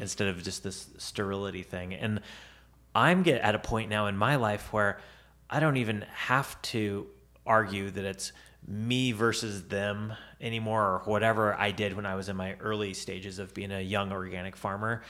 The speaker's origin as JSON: {"language": "English", "town": "Tarkio", "region": "Missouri", "country": "United States", "tie": "born or raised there", "said": "I was in Tarkio"}